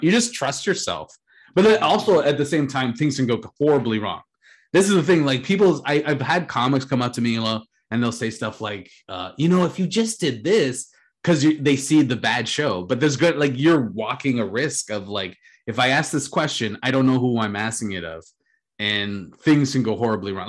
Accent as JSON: {"language": "English", "country": "Canada", "said": "being a Canadian"}